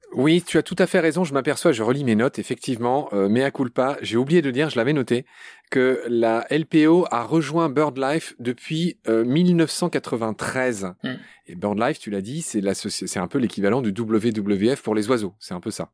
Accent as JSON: {"language": "French", "town": "Pont-à-Mousson", "region": "Grand Est", "country": "France", "said": "je suis lorrain de Pont-à-Mousson"}